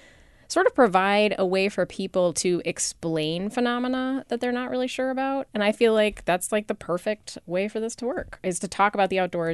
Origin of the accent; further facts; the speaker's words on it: Midwest, United States; as the Midwesterner in this conversation